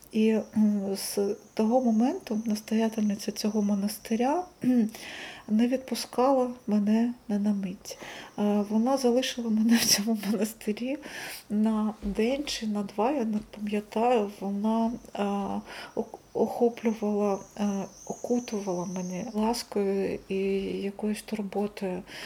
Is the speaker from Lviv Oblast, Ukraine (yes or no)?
no; Kharkiv, Kharkiv Oblast, Ukraine; Харків це не просто місто, де я народилася